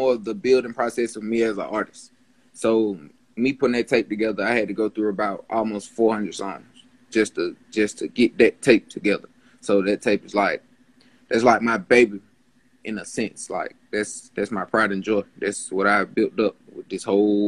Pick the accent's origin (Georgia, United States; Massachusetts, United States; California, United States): Georgia, United States; Atlanta; I grew up in Atlanta, so I have experienced a lot